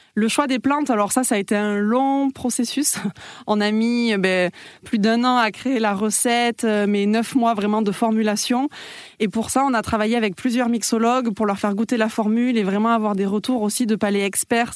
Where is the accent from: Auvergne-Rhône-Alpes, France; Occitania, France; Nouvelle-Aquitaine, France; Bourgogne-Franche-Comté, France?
Occitania, France; Toulouse; je suis toulousaine